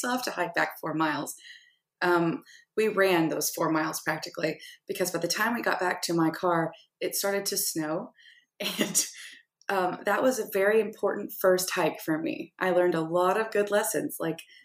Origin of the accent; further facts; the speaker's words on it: Arkansas, United States; I'm from Arkansas, so I grew up in the natural state where things are always outdoors.